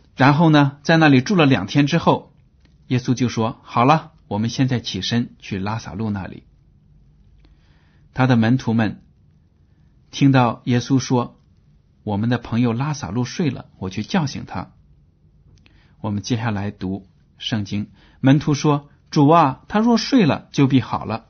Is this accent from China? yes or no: yes; China; 我们中国人就很迷信，就很讨厌死亡